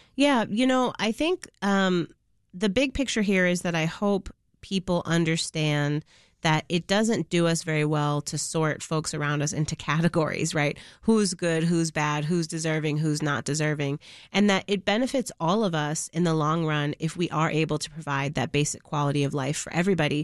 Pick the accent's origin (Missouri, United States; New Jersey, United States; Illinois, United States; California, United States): Illinois, United States; Chicago; I grew up in Logan Square before it was the Logan Square that it is now